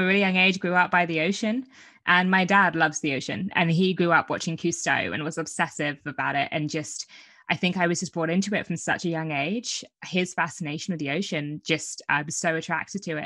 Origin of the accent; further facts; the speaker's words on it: Brighton, South East England, United Kingdom; where I'm from Brighton. The south coast